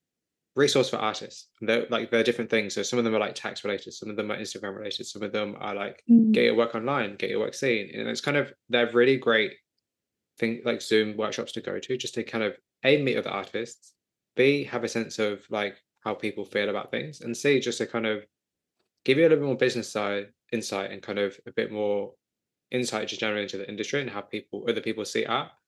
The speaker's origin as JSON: {"language": "English", "country": "United Kingdom", "said": "I'm sure it's pronounced Levy, but I say Levy because I'm British."}